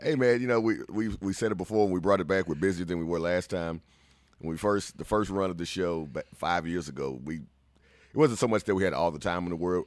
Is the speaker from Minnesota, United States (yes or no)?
no; Central Texas, United States; we're from Central Texas